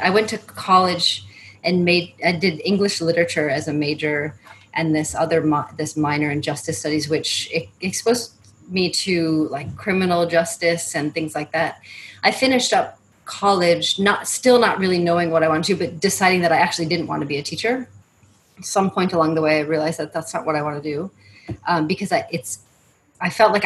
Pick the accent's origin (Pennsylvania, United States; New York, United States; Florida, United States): New York, United States; Syracuse; moved away as an adult; also born or lived in Charlotte, North Carolina / Netherlands / Thailand; I grew up in Syracuse, New York